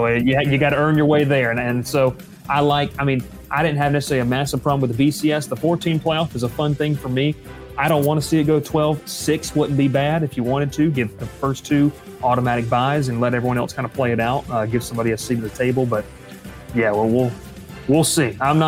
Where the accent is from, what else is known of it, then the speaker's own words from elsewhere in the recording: Southeast, United States; especially growing up in the Southeast, there's nothing quite like college football.